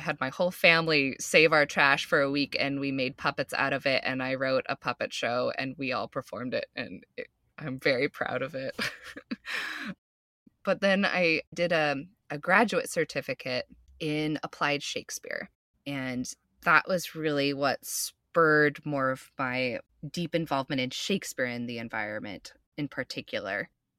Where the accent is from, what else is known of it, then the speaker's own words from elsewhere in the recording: Boulder, Colorado, United States; I grew up in Boulder, Colorado.